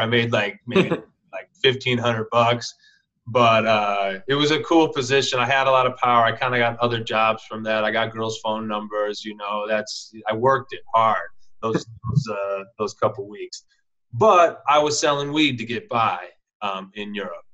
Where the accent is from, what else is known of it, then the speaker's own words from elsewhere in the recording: Minneapolis, Minnesota, United States; moved away as an adult; also born or lived in Santa Cruz, California; I'm from Minneapolis, but I moved out to Santa Cruz.